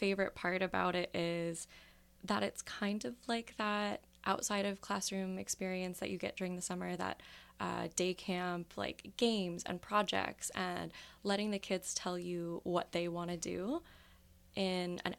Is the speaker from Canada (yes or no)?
yes; Windsor, Ontario, Canada; moved away as an adult; now in London, Canada; I started working with nonprofits in my hometown, which is Windsor, Ontario, and when I decided to move to London